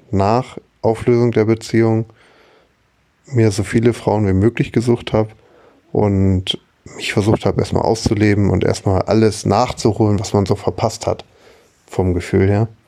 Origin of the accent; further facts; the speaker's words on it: Cologne, North Rhine-Westphalia, Germany; Ich bin zurück in meine Heimat nach Köln gezogen und musste mit 33 Jahren bei Null anfangen